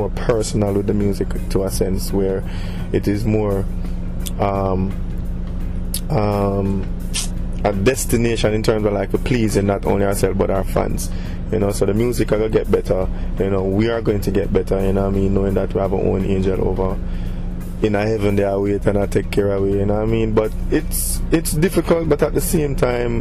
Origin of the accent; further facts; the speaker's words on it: Jamaica; we as Jamaican entertainers